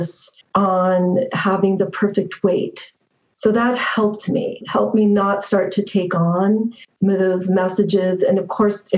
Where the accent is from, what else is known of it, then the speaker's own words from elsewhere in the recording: Northern California, United States; I grew up in California, also Northern California